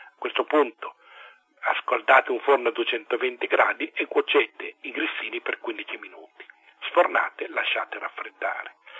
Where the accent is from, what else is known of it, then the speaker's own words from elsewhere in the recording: Italy; also born or lived in Lombardy / Piedmont; io sono lombardo piemontese